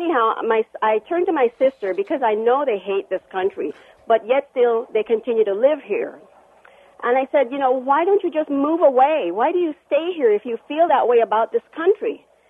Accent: Panama; now in Buena Park, United States; I'm from Panama. I've been living in this country since 1976, and most of my family have since migrated to this country.

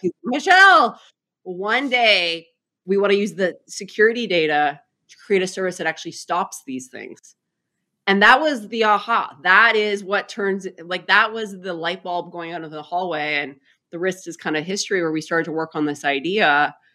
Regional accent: Saskatchewan, Canada; moved away as an adult; I grew up in a uh, province called Saskatchewan, which is kind of the prairie province of Canada.

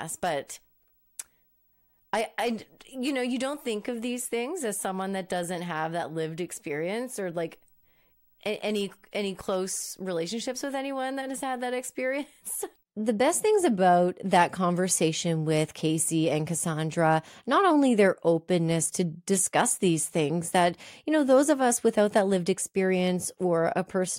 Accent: Moncton, New Brunswick, Canada; Moncton, my hometown

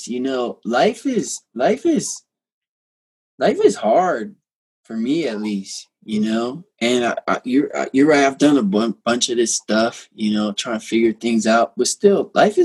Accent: United States; growing up in America

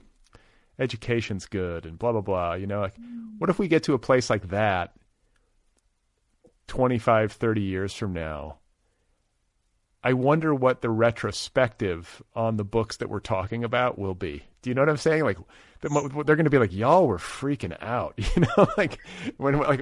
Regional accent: Midwest, United States; moved away as an adult; also born or lived in Boulder; I grew up in the Midwest

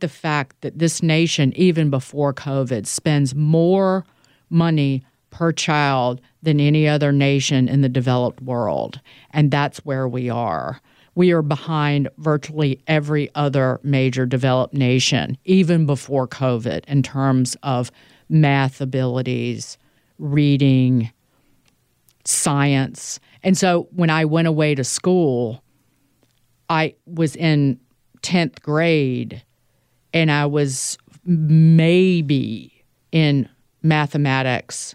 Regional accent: Southside Virginia, United States; moved away; also born or lived in New York; my hometown is about an hour north of the North Carolina border. It's an area of Virginia called Southside Virginia

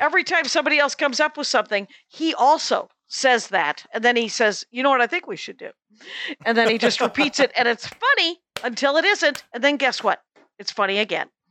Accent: South Milwaukee, Wisconsin, United States; my hometown of South Milwaukee, Wisconsin

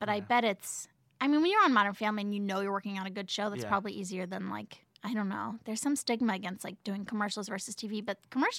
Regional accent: Oakland, California, United States; I was born in Oakland.

